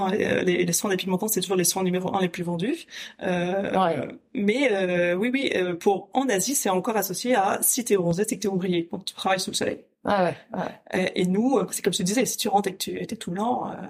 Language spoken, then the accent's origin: French; Paris, Île-de-France, France; now in Brussels, Belgium; bon, je viens de Paris. Hein, quand j'entends les embouteillages à Bruxelles, ça me fait un peu rigoler